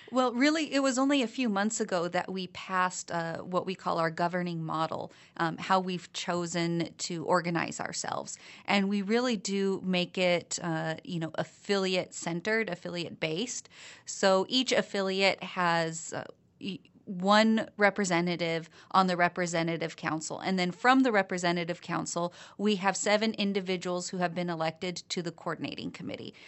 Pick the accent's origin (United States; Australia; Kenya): United States; Malden, Massachusetts; I come from Malden, and one of our big issues right now is lead pipes.